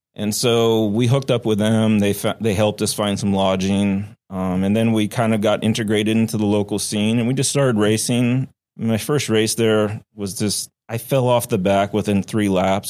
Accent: Oregon, United States; moved away as an adult; also born or lived in Flagstaff, Arizona; now in Seattle, United States; I had always wanted to come back to the Pacific Northwest 'cause I grew up in Oregon.

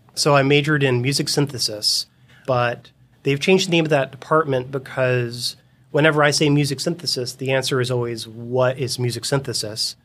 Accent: Fort Lauderdale, Florida, United States; moved away as an adult; also born or lived in Boston; now in Seattle, United States; I was born and raised in South Florida

